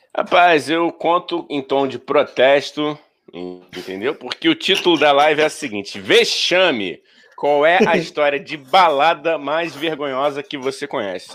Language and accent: Portuguese; Rio de Janeiro, Brazil; eu sou carioca